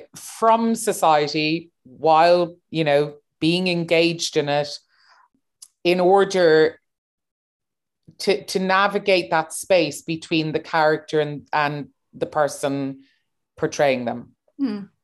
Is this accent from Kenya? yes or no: no; Cork, Munster, Ireland; moved away as an adult; also born or lived in New York, United States / London, United Kingdom; now in Berlin, Germany; And I was born in New York, grew up in Cork